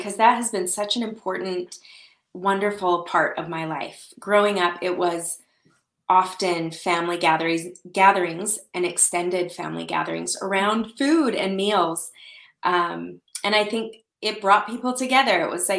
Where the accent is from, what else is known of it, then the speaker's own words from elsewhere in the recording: Salt Lake City, Utah, United States; also born or lived in Saudi Arabia / Arizona; I grew up in Salt Lake City, Utah, and we lived all over. My family lived overseas in Saudi Arabia for a few years when I was little, and then moved back to the States, to Utah.